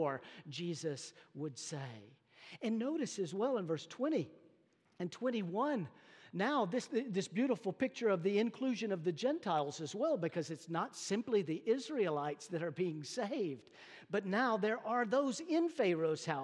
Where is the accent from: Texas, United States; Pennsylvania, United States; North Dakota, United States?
Texas, United States; North; moved away; I come from North Texas